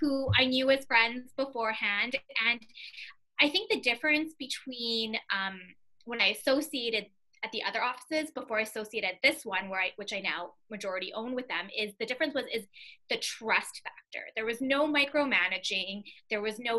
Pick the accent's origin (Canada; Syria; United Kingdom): Canada; Winnipeg, Manitoba; I was born and raised in Winnipeg